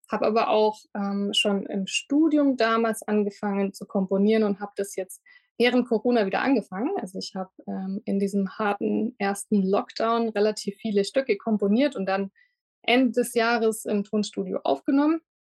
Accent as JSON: {"language": "German", "town": "Lindau", "region": "Bavaria", "country": "Germany", "said": "Ich komme aus Lindau am Bodensee und habe das große Glück, dass ich auch hier wieder leben darf."}